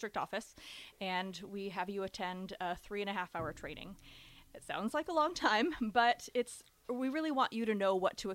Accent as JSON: {"language": "English", "town": "Ames", "region": "Iowa", "country": "United States", "tie": "born or raised there", "also_born_or_lived": "Evanston, Illinois / Texas", "moved": "as an adult", "lives_now": "Lincoln, United States", "said": "I'm originally from Ames, Iowa. So I grew up wearing a little Cyclone cheerleading costume"}